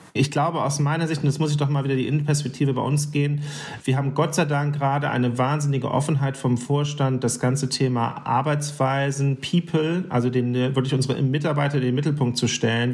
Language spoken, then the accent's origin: German; Germany; bei uns in Deutschland